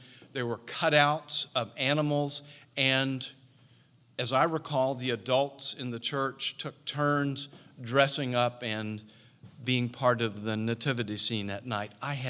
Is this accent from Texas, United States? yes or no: no; Jacksonville, Florida, United States; in the church I grew up in Jacksonville, Florida, as winter began the early part of December, and it got very cold in Jacksonville, just like here